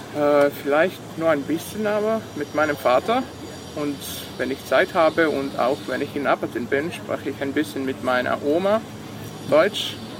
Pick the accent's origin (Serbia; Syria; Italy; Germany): Serbia; Vojvodina; first language Serbian; German is a second language; now in Novi Sad, Serbia; meine Muttersprache ist Serbisch